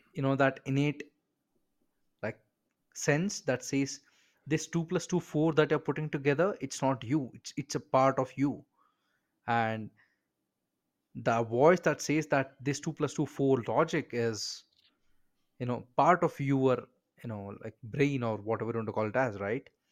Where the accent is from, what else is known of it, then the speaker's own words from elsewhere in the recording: India; I'm from India